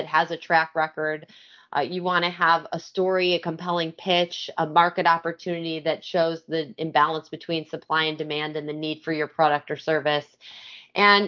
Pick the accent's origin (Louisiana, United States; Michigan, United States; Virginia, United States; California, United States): Michigan, United States; also born or lived in New York / Los Angeles; now in Philadelphia, United States; I'm originally from Michigan, so not a native Philadelphian